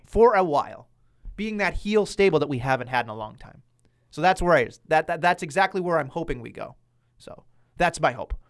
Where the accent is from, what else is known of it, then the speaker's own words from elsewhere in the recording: Boston, Massachusetts, United States; I'm a buffoon from Boston